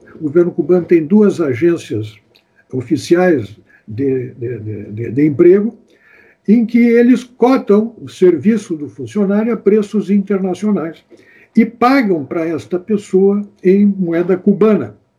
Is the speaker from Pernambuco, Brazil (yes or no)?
no; Santana do Livramento, Rio Grande do Sul, Brazil; now in Porto Alegre, Brazil; eu sou de Santana do Livramento, mas desde 1959 eu moro em Porto Alegre